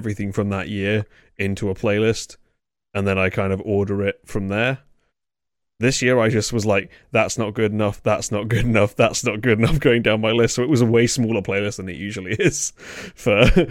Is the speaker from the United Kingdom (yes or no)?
yes; England, United Kingdom; I'm English